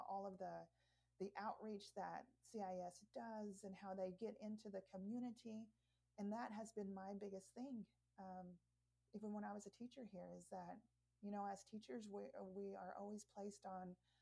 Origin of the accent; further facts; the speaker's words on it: Anadarko, Oklahoma, United States; also born or lived in Mustang, Oklahoma; growing up in the Native community and growing up in this town. I spent my 20s and a lot of my 30s in Anadarko